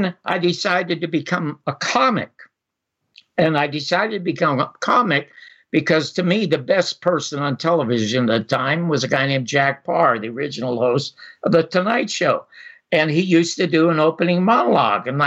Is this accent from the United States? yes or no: no; Toronto, Ontario, Canada; I was born in Toronto